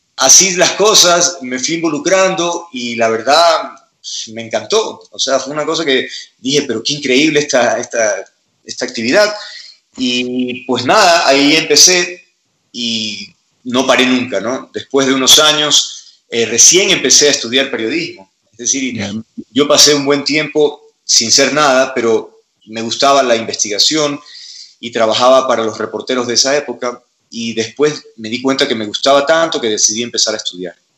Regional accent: Guayaquil, Guayas, Ecuador; soy de Guayaquil

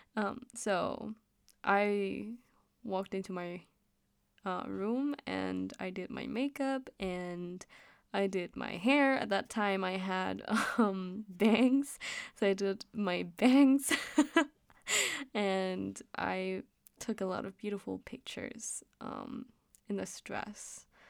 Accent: Denmark; English is a second language; I am Danish, so, um, I may have a little bit of an accent when I'm talking English.

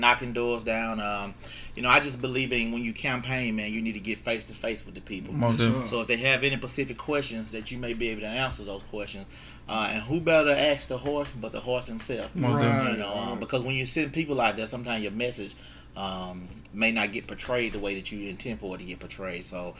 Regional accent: Hawkeye, Mississippi, United States; I'm an old country boy out of Hawkeye, Mississippi. Born and raised in Hawkeye, Mississippi.

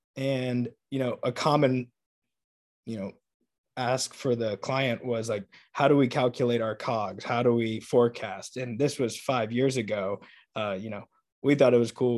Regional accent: Atlanta, Georgia, United States; moved away; I'm from Atlanta

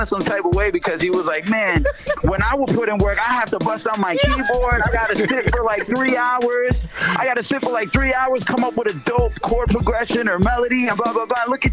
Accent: Worcester, Massachusetts, United States; also born or lived in Queens, New York; I moved to Worcester when I was young

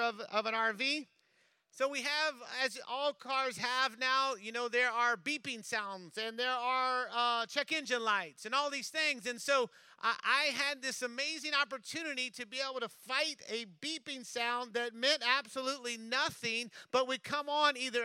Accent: Louisiana, United States; I'm from Louisiana

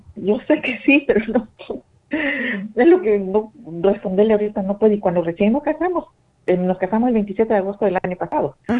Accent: Mexico; yo soy de México

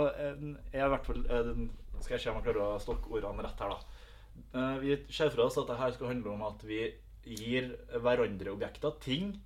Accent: Melhus, Trøndelag, Norway; fra Melhus

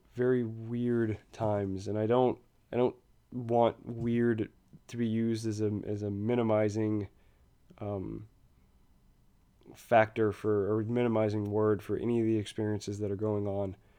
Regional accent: near Baton Rouge, Louisiana, United States; close to my hometown

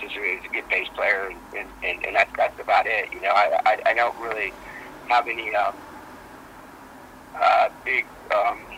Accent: United States; I'm from America

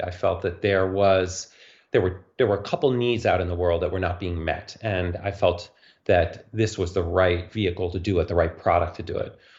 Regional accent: New York City, New York, United States; growing up in New York City

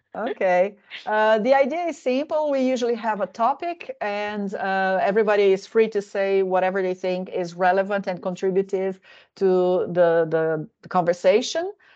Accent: Brazil; now in Finland; I come from Brazil

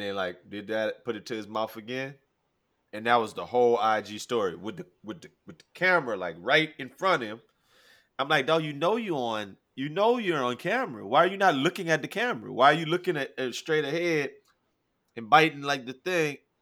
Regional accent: Louisiana, United States; I'm from Louisiana. I'm from Louisiana

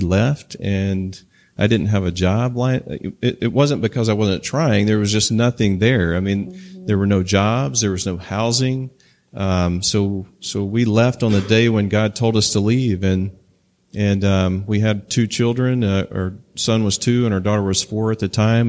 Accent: Mississippi, United States; moved away; also born or lived in Tri-Cities, Washington / Pasco, Washington; I grew up in Mississippi, and I, and after living in the Tri Cities for nine years, I never wanted to go back

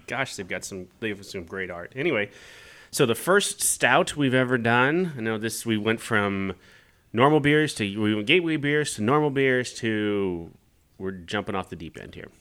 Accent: Kansas, United States; moved away; I grew up in Kansas

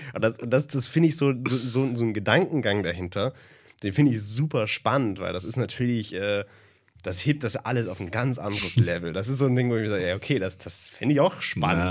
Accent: Germany; Als Deutscher

